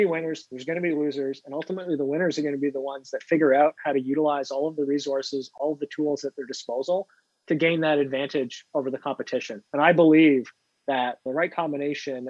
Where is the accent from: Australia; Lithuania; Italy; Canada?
Canada; now in Pittsburgh, United States; I'm a Canadian living in Pittsburgh